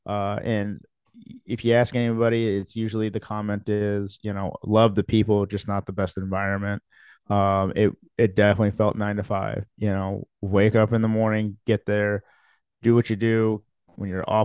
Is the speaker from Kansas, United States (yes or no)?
no; Lincoln, Nebraska, United States; also born or lived in Philippines / Fremont, Nebraska; we moved here to the United States when I was 2 years old, to Fremont, Nebraska. And then my dad's jobs changed, and then we moved here to Lincoln and been here ever since